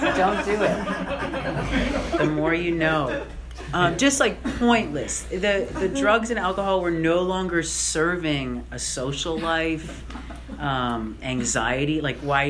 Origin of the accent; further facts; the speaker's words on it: Canada; now in United States; I'm Canadian, right? So I'm here with a green card